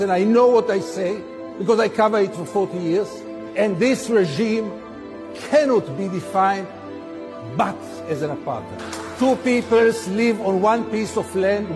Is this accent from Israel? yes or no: yes; Israel; I'm an Israeli. I was born in Israel